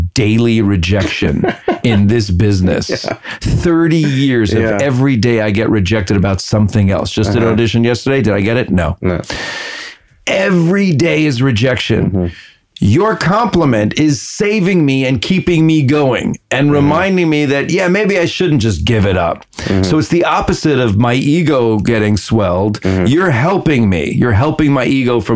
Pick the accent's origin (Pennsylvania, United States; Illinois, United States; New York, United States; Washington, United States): New York, United States; New York City; moved away as an adult; also born or lived in Manhattan; now in Los Angeles, United States; we grew up in the Bronx